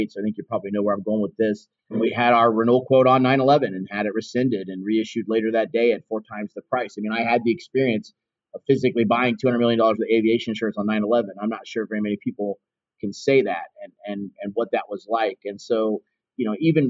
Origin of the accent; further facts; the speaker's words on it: Dayton, Ohio, United States; I grew up in Dayton, Ohio.